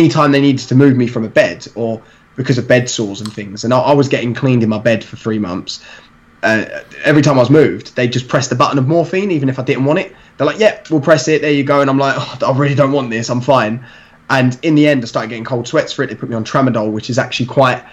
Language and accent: English; London, United Kingdom; I'm from East London, so in East London is quite like varied